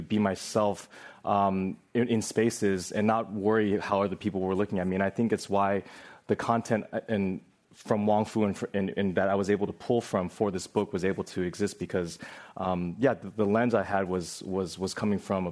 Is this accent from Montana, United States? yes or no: no; Walnut Creek, California, United States; growing up in the East Bay, in the Bay Area here